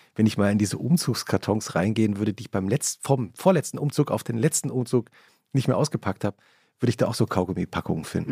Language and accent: German; Hesse, Germany; wir sind ja beide in Hessen aufgewachsen